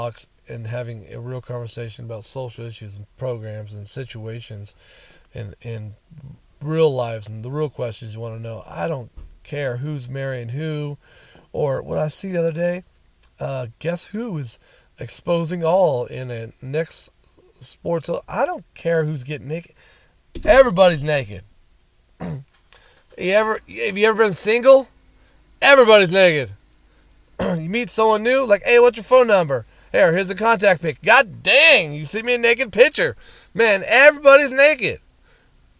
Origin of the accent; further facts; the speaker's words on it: Fresno, California, United States; moved away as an adult; also born or lived in Bay Area, California; my hometown, Clovis/Fresno/Sanger/Madera, whatever you want to call it